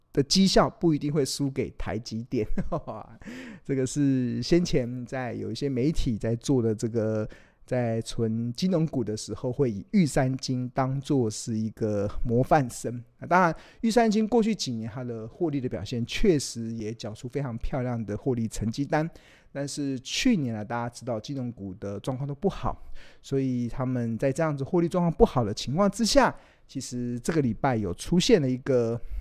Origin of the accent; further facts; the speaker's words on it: Taiwan; 身为 台， 台湾人。 对啊，我们如果真的发生战争，其实我们哪里也跑不了